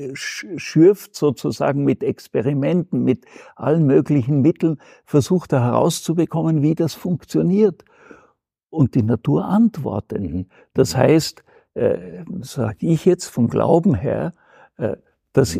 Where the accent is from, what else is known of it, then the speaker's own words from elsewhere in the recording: Austria; bei uns in Österreich